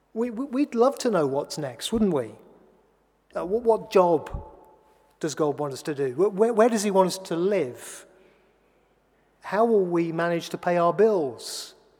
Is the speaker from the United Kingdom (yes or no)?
yes; England, United Kingdom; I'm an Englishman, a button down Englishman